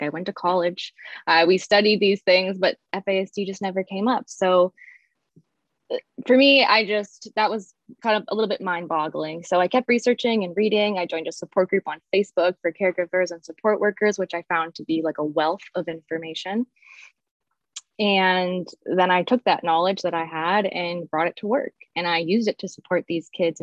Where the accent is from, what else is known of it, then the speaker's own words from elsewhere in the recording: Barrie, Ontario, Canada; I'm some nobody from Barrie, Ontario, which is slightly north of Toronto